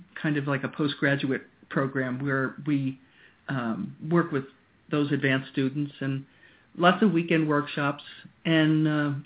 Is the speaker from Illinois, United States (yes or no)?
no; Long Island, New York, United States; moved away as an adult; also born or lived in Yarmouth, Maine; now in Maine, United States; I grew up on Long Island in New York